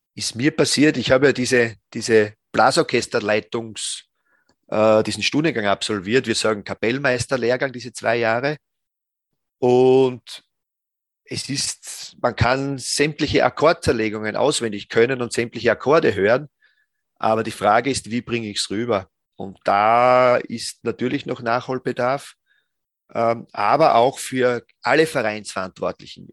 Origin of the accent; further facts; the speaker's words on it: Styria, Austria; ich bin selbst aus der Steiermark